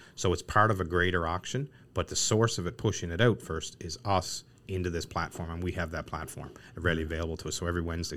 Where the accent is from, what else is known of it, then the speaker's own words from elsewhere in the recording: Newfoundland and Labrador, Canada; we're born and raised in Newfoundland.